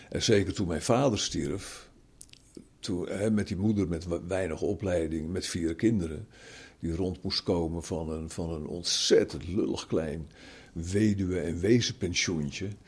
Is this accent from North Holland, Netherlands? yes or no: yes; Zaandam, North Holland, Netherlands; born there; Eh, ik ben geboren in Zaandam. Daar waren zij heen verhuisd vanuit Amsterdam. Mijn hele familie komt uit Amsterdam, van vader en moederskant.